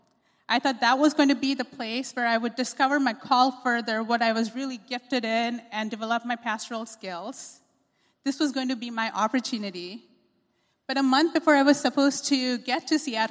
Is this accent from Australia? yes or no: no; Pune, Maharashtra, India; moved away as an adult; also born or lived in Chicago, United States; now in United States; I was raised in India, in a city called Pune